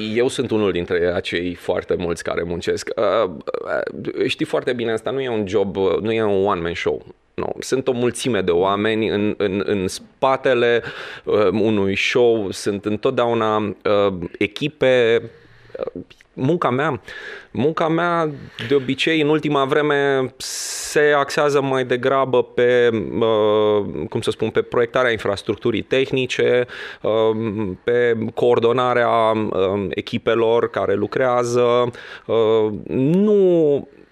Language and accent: Romanian; Transylvania, Romania; eu sunt român, scrie pe pașaport